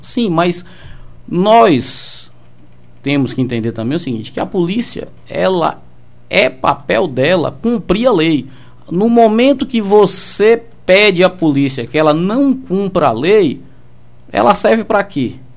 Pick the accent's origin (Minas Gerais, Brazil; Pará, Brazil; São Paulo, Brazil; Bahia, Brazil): Bahia, Brazil; Salvador; moved away as an adult; now in Seabra, Brazil; Sou natural de Salvador. É, trabalhei no interior, na cidade de Tabuna né, onde eu comandei a Companhia Especial do 15 Batalhão. Ah. E passei minha vida inteira em Salvador